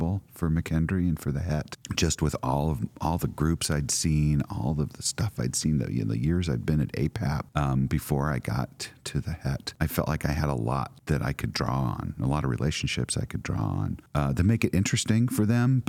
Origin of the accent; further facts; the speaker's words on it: Midwest, United States; moved away; also born or lived in San Francisco / Lebanon, Illinois; I grew up in the Midwest